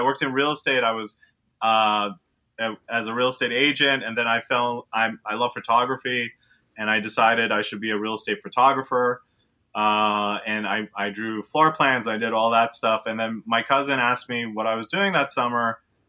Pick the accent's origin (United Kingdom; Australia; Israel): Israel; now in New York City, United States; So to add to that is I'm from New York City. I grew up in Israel, and the whole time I lived in Israel, all I wanted to do was move back to New York. So I'm a true New Yorker.